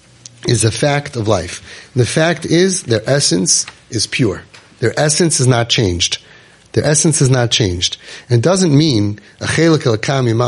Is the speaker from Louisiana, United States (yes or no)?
no; New York City, New York, United States; I'm from Brooklyn